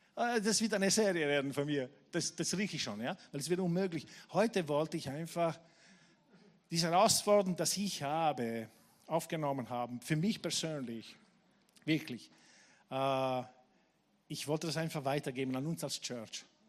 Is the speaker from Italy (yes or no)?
yes; Taranto, Apulia, Italy; now in Vienna, Austria; meine Gemeinde in Tarent, wo ich aufgewachsen bin